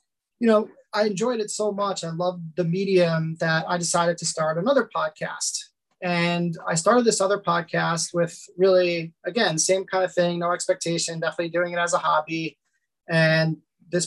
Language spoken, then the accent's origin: English; Lynbrook, New York, United States; I grew up in Long Island and I am still here, 38 years old and still here in Long Island